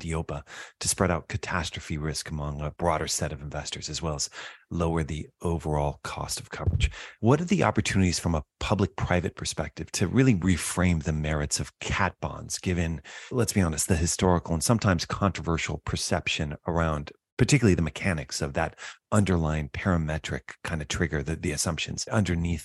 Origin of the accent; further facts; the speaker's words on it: California, United States; I'm from California